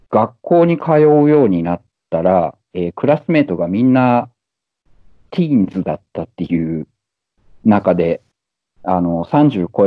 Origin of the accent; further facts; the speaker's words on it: Shimonoseki, Yamaguchi, Japan; moved away as an adult; now in Munich, Germany; 私は今、ドイツのミュンヘンに住んでいて、えー、山口県の下関出身です。えー、1997年にドイツに来て、